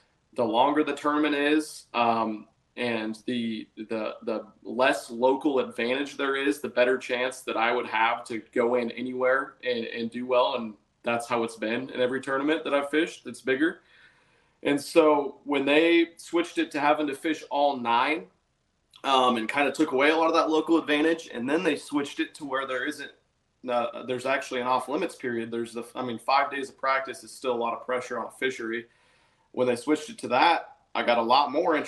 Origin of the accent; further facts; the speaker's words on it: Nebraska, United States; moved away as an adult; I'm from Nebraska. Until the last 18 months, I lived in Nebraska my entire life.